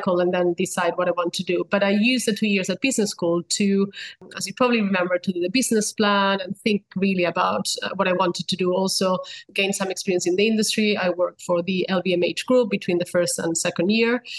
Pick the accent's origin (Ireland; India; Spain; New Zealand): Spain; moved away as an adult; also born or lived in United States; now in London, United Kingdom; I was born and raised in Spain.